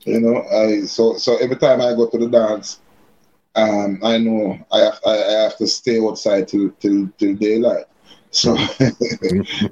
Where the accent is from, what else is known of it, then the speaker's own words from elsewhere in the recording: Kingston, Saint Andrew, Jamaica; I grew up in a place called Barbican. That's upper, that, that, that's St. Andrew, upper St. Andrew. Um, Kingston 8, Barbican, Kingston 8.